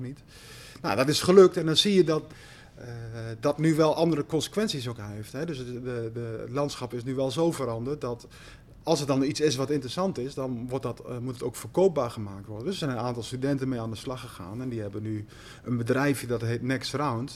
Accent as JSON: {"language": "Dutch", "town": "Slagharen", "region": "Overijssel", "country": "Netherlands", "tie": "born or raised there", "also_born_or_lived": "Amsterdam / Hong Kong", "moved": "as an adult", "said": "Slagharen, waar ik geboren ben en, en opgegroeid naast het ponypark"}